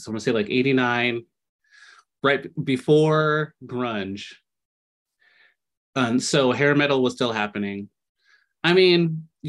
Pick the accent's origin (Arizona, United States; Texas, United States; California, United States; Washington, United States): Washington, United States; Lacey; I'm from Lacey, Washington, which is definitely not a metropolitan kind of like trendsetter zone